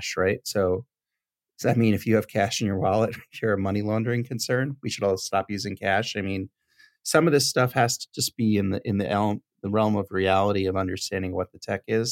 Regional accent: United States; as an American

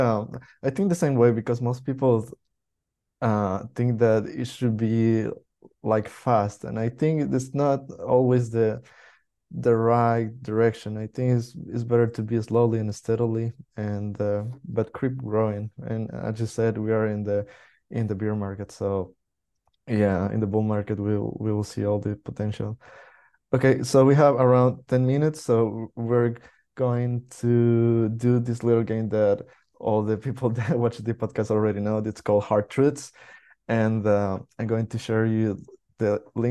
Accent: El Salvador; now in Spain; I'm from El Salvador, so we have the coast

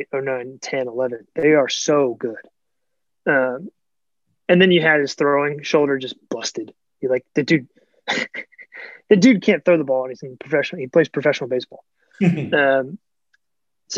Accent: Norfolk, Virginia, United States; growing up in Norfolk

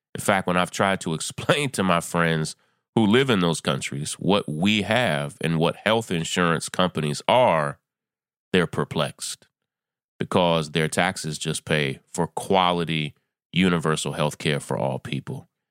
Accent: New York, United States; my home state of New York

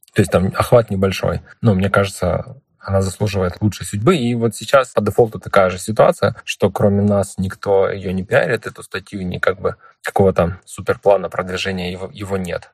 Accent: Ukraine; мы из Украины

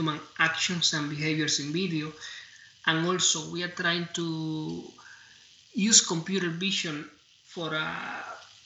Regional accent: Cuba; also born or lived in New York, United States; now in Orlando, United States; I came to the US a while ago. I was born in Cuba.

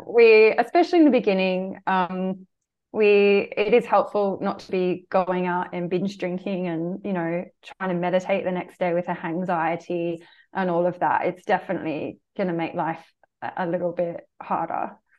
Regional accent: Australia; the culture I grew up in Australia

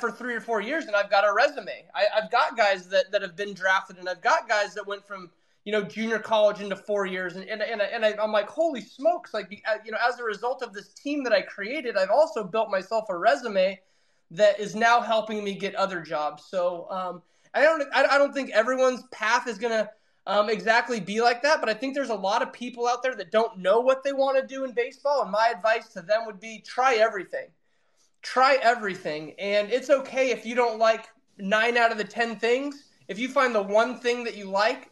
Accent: Reading, United States; there was only one other team in my hometown

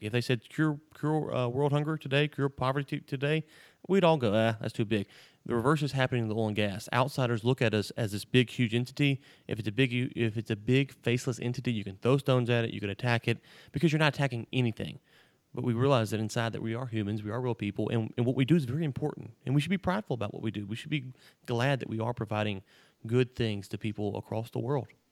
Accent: Louisiana, United States; growing up in Louisiana

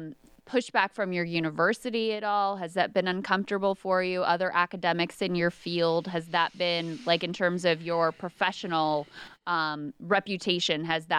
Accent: Virginia, United States; Virginia happens to be my home state.

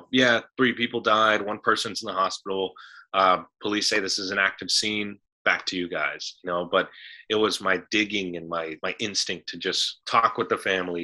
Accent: San Fernando, California, United States; moved away; coming from the San Fernando Valley, because I come from San Fernando, which is this 2x2 mile little city.

